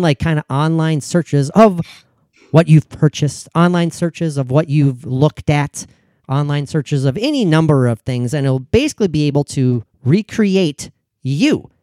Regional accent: Minnesota, United States; as a Minnesotan

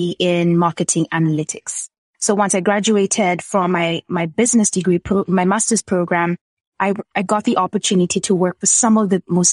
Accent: Kenya; I grew up in Kenya where entrepreneurship was not the norm

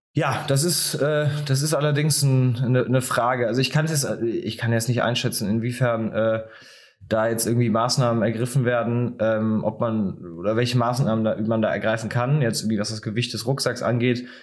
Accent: Bonn, North Rhine-Westphalia, Germany; in einer Stadt wie jetzt Bonn, wo ich herkomme

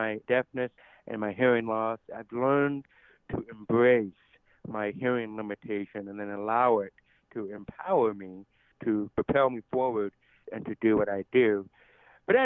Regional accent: United States; accent: deaf; And so with my deaf accent, I know many people have asked if I'm from Canada or if I'm from England. And I always take it as a compliment because I love their accent. But no, I'm from right here in the United States of America.

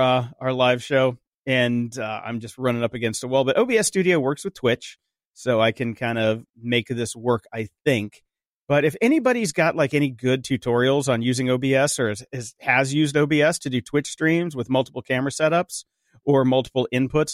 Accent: Pennsylvania, North Carolina, East Coast, United States; I'm from the East Coast, Pennsylvania, North Carolina, all that, that area

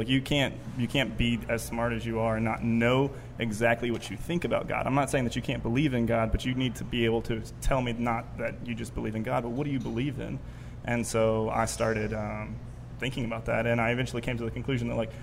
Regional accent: Lafayette, Louisiana, United States; moved away as an adult; also born or lived in Oregon; I grew up in Lafayette

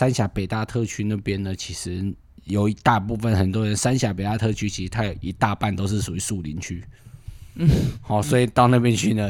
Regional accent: northern Taiwan, Taiwan; 我们北部人口味吃不习惯，

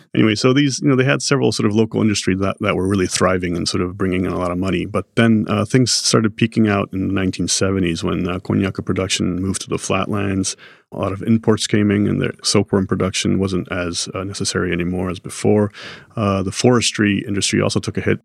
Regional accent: Japan; Growing up in Japan

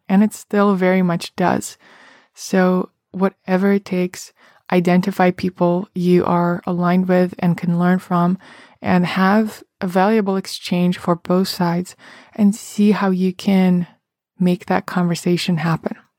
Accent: Russia; moved away as an adult; now in New York City, United States; I remember growing up in Russia

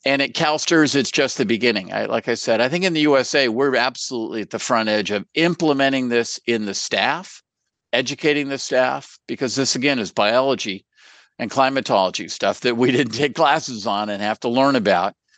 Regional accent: California, United States; I'm from California

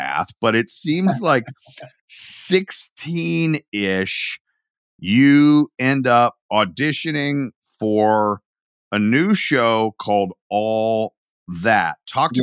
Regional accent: Atlanta, Georgia, United States; I grew up in Atlanta

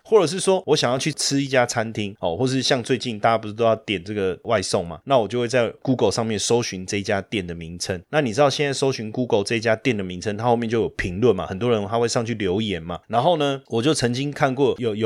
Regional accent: Taiwan; 我也是台湾的一份子

